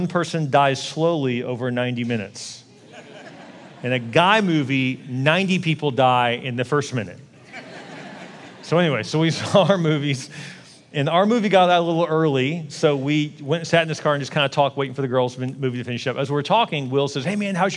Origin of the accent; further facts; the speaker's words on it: Houston, Texas, United States; also born or lived in Dallas; I'm from Houston